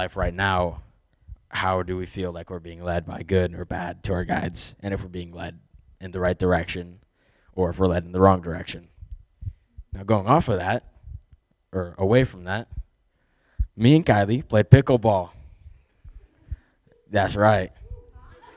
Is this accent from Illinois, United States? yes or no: yes; 30 minutes from Champaign, Illinois, United States; we're 30 minutes from Champaign